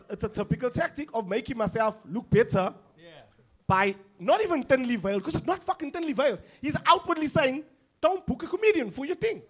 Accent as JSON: {"language": "English", "country": "South Africa", "said": "I'm not from Newlands, and they know I'm not from fucking Newlands. They know I'm from Merendridge."}